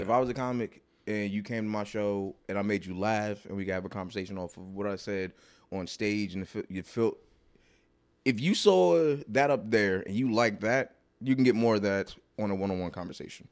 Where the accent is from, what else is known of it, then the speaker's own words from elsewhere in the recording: New Jersey, United States; I did my first one in Jersey 'cause, uh, like, I felt, I felt I wanted to do my first one in my hometown